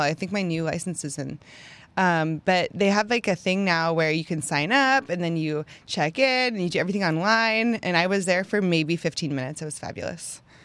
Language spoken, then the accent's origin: English; Pennsylvania, United States; moved away as an adult; now in Houston, United States; I'm from Pennsylvania, got married, moved to Houston